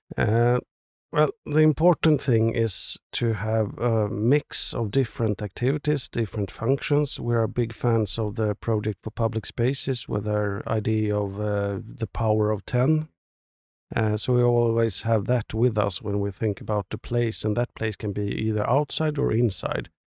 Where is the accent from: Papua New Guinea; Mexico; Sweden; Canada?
Sweden; Stockholm, Stockholm County; especially maybe Stockholm. It's, it's my hometown.